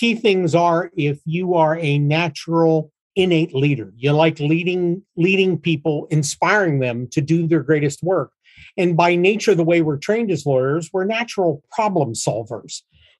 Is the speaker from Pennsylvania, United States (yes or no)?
yes; Pittsburgh, Pennsylvania, United States; moved away as an adult; now in Canfield, Ohio, United States; VA Pittsburgh, 70 miles from where we live in Canfield, Ohio, and Sherry in my hometown. We both grew up in Pittsburgh.